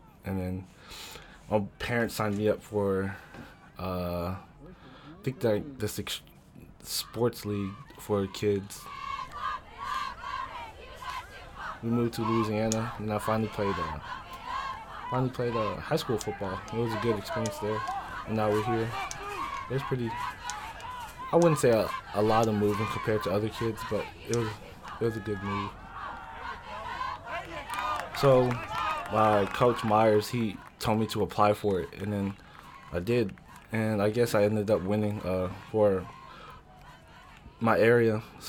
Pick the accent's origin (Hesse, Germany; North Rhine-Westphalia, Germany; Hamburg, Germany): Hesse, Germany; Frankfurt; born there; also born or lived in Washington; So I was born in Frankfurt, Germany. And then after that, I think we moved to Washington.